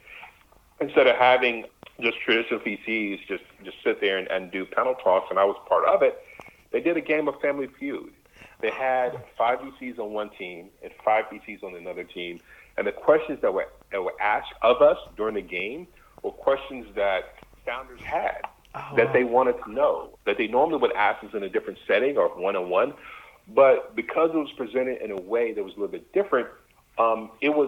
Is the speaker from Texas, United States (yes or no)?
yes; Dallas, Texas, United States; moved away; I grew up in Texas. I grew up in Dallas, far from Silicon Valley